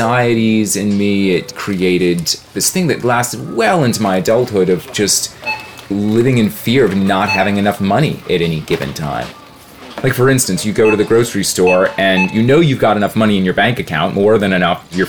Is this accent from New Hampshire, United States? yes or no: no; Metairie, Louisiana, United States; now in Austin, United States; I grew up in New Orleans, mostly in Metairie, which is a suburb